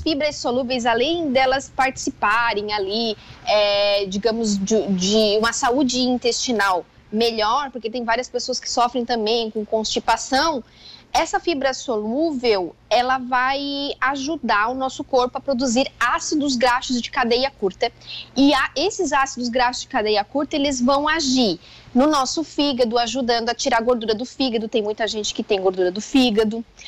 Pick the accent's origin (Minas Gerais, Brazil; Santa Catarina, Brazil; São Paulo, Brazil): Santa Catarina, Brazil; Joaçaba; moved away; Eu sou natural de Joaçaba, então a gente morava lá